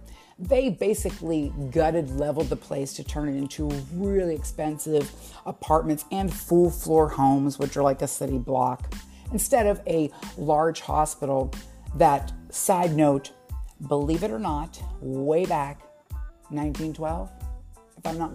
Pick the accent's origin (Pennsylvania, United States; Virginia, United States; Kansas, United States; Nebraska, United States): Pennsylvania, United States; Forest Grove; from where I grew up. It is absolutely true. In Forest Grove, Pennsylvania